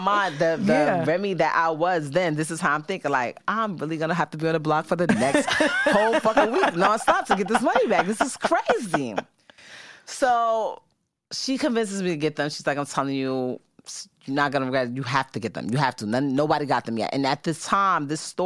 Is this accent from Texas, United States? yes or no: no; New York, United States; being a New Yorker, being somebody that grew up here